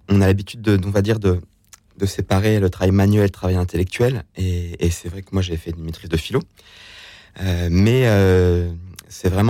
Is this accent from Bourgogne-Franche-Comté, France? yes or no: no; Dieulefit, Auvergne-Rhône-Alpes, France; Donc, c'est la Drôme, le 26, c'est là où j'ai grandi.